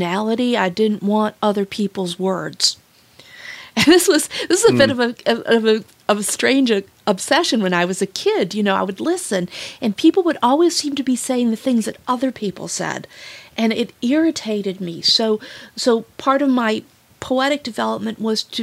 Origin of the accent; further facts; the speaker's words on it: Wood County, Ohio, United States; I was raised in Wood County, so surrounded by fields